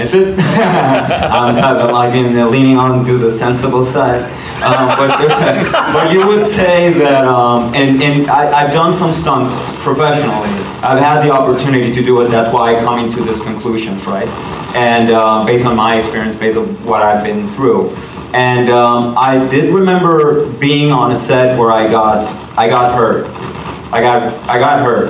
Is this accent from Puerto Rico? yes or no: yes; Puerto Rico; moved away; I'm from Puerto Rico